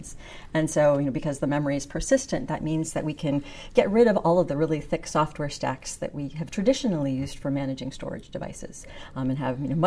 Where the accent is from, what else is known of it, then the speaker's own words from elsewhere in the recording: Western Pennsylvania, United States; moved away as an adult; so I grew up in Western Pennsylvania